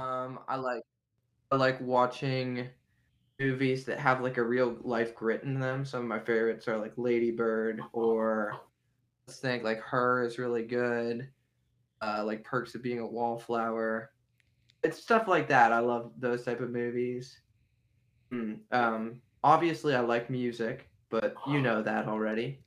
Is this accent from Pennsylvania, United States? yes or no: yes; Beaver Falls, Pennsylvania, United States; most of my formative years were in Beaver Falls, Pennsylvania, which is near Pittsburgh